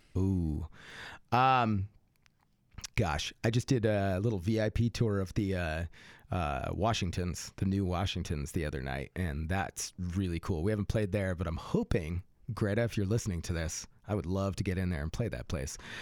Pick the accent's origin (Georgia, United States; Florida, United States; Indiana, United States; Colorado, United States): Colorado, United States; Fort Collins; moved away; also born or lived in Austin; I grew up in Fort Collins